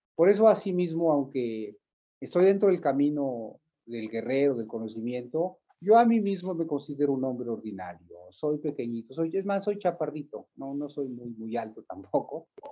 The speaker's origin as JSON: {"language": "Spanish", "town": "Malinalco", "region": "State of Mexico", "country": "Mexico", "tie": "born or raised there", "said": "haber crecido en esta tierra me llevó a indagar mis raíces"}